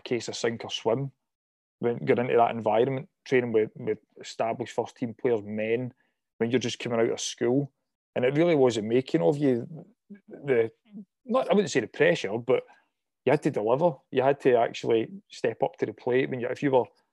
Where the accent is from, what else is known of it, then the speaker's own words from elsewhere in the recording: Airdrie, Scotland, United Kingdom; it was always out playing football as a kid when I was growing up in Airdrie, myself and my mates